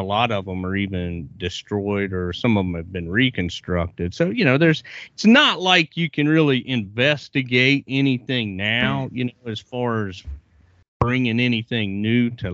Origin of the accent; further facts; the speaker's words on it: Virginia, United States; my home state of Virginia